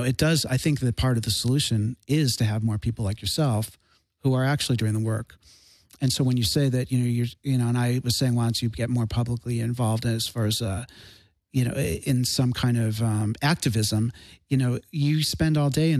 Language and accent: English; Chicago, Illinois, United States; moved away; I'm from Chicago.